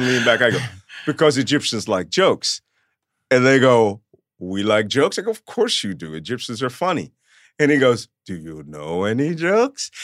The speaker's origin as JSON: {"language": "English", "town": "Philadelphia", "region": "Pennsylvania", "country": "United States", "tie": "born or raised there", "first_language": "Yiddish", "second_language": "English", "said": "I grew up in Philadelphia, a Catholic kid in an Orthodox Jewish neighborhood."}